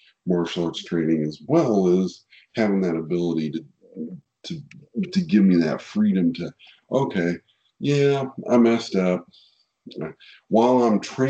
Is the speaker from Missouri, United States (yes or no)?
yes; Kansas City, Missouri, United States; I'm from Kansas City. So I'm from Kansas City. So barbecue is a way of life here in Kansas City.